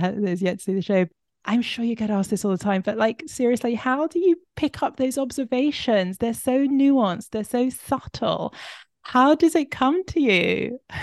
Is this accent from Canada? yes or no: no; London, United Kingdom; also born or lived in Israel; I grew up in London with Israeli mother, Ing, uh, Sephardi, and a, and a British Ashkenazi father